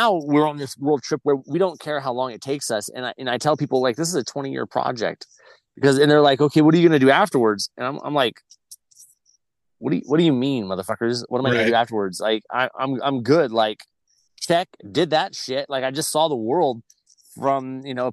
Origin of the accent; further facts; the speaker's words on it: Glamis, California, United States; grew up in the dunes. I grew up in Glamis